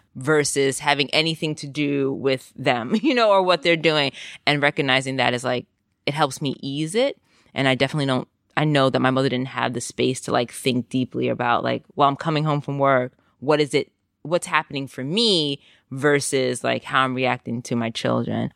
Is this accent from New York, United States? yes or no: yes; New York City, New York, United States; moved away as an adult; now in Amsterdam, Netherlands; I grew up in the Bronx and first generation Jamaican in the Bronx